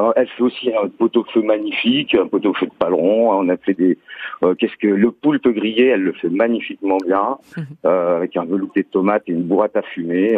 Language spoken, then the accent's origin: French; Lyon, Auvergne-Rhône-Alpes, France; now in Paris, France; j'ai grandi à Lyon